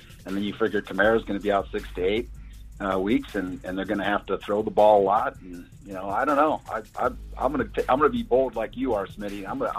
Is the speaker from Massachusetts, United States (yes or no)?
no; Holland, Michigan, United States; my hometown in Holland, Michigan